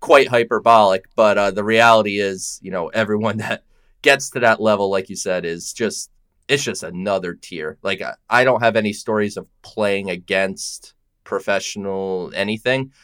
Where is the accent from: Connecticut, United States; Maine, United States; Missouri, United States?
Connecticut, United States; I'm from Connecticut. We don't have professional sports teams here